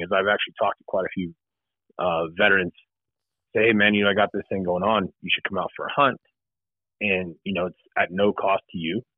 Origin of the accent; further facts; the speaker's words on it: Southern California, United States; moved away as an adult; now in Ohio, United States; I'm originally from Southern California